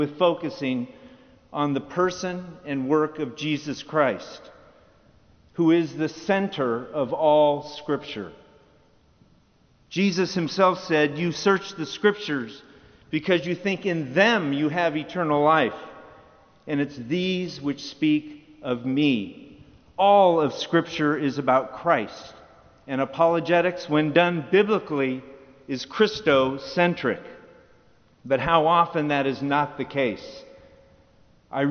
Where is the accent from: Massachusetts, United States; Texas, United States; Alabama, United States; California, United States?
California, United States; Santa Barbara; In my hometown of Santa Barbara, California